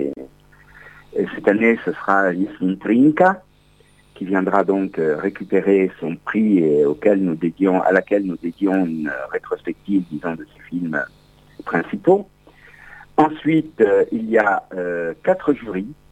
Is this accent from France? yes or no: no; Carrara, Tuscany, Italy